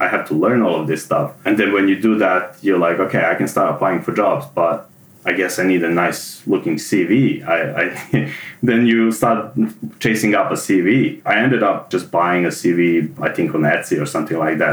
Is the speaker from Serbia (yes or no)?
yes; Serbia; moved away as an adult; also born or lived in Germany; now in Melbourne, Australia; I was born in Serbia and I lived there most of my life